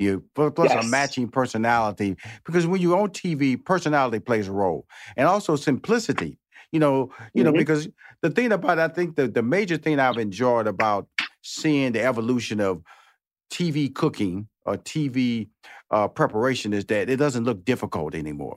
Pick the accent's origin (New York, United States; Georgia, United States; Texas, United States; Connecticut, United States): Texas, United States; Houston; I'm from the South, everybody. You know that. Houston, Texas, born and bred in the inner city.